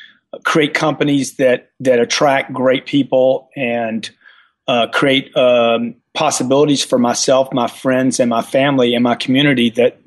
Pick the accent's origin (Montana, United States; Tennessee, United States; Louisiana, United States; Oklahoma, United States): Louisiana, United States; I'm a self-made guy. I came from Louisiana.